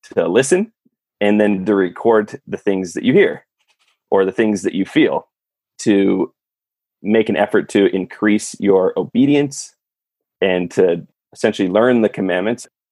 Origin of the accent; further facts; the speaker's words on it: California, United States; I'm from California